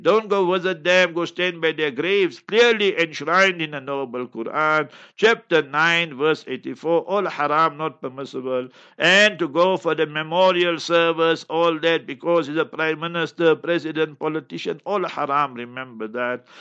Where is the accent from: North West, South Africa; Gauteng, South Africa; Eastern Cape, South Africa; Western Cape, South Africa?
Gauteng, South Africa; Heidelberg; moved away; I personally will be in Heidelberg, my hometown, mashallah. And that is where I sp-, I was born and spread my initial years.